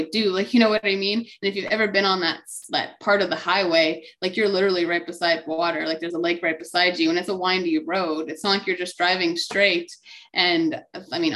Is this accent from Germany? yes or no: no; Alberta, Canada; moved away as an adult; also born or lived in Kamloops, British Columbia; I was born and raised in Alberta. I moved to Kamloops, BC.